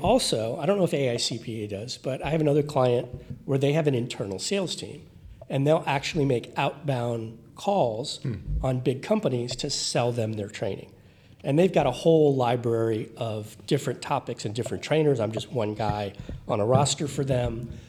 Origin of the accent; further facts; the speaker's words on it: Miami, Florida, United States; So I grew up in the Miami area where people can live next door to each other for 20 years and not know their neighbor.